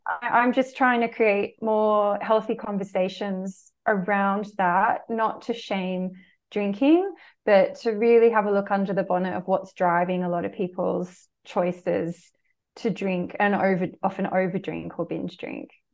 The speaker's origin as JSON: {"language": "English", "country": "Australia", "tie": "born or raised there", "said": "the culture I grew up in Australia"}